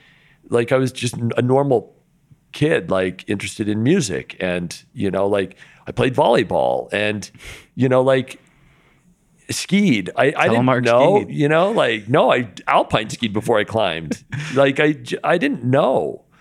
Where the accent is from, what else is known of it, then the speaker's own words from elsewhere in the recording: Linden, Utah, United States; growing up in Linden, Utah, you know, when I was a real young kid, I was really into BMX